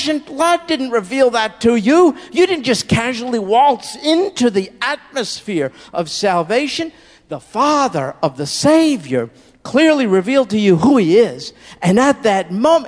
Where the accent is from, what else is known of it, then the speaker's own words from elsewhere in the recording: United States; I'm an American. I grew up here.